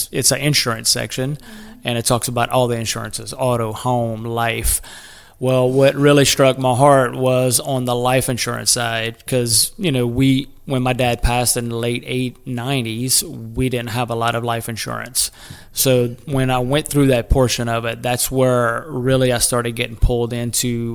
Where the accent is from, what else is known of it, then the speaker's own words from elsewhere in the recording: Golden Meadow, Louisiana, United States; moved away as an adult; now in Lafayette, United States; We grew up small town in Golden Meadow, all in the same neighborhood